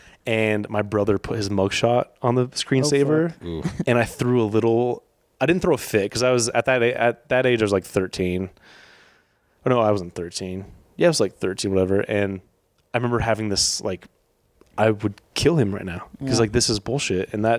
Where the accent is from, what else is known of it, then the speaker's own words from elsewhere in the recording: Wyoming, United States; So growing up in Wyoming, you don't have any teams.